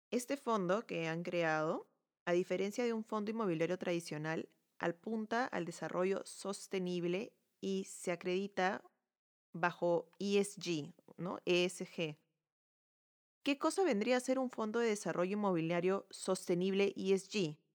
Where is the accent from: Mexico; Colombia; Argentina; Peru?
Peru; soy arquitecta peruana